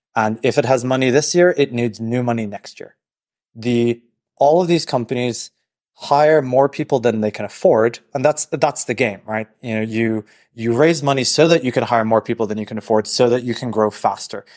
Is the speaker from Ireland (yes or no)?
yes; Dublin, Leinster, Ireland; moved away as an adult; also born or lived in Silicon Valley; now in New York, United States; I'm from Dublin